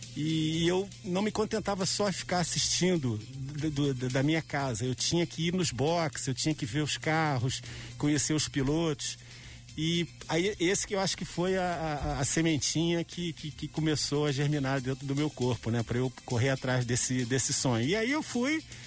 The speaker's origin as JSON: {"language": "Portuguese", "town": "Petrópolis", "region": "Rio de Janeiro", "country": "Brazil", "tie": "born or raised there", "said": "como petropolitano"}